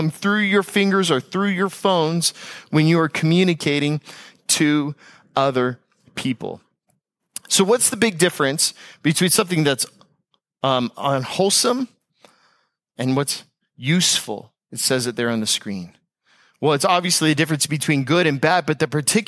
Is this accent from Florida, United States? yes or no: yes; Tampa, Florida, United States; moved away; also born or lived in Palm Beach County, Florida; I'm from Tampa Bay and from the west coast of Florida.